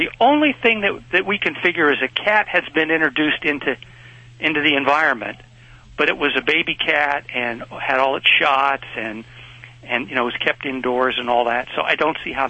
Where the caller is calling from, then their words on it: Fresno, California, United States; Fresno, California.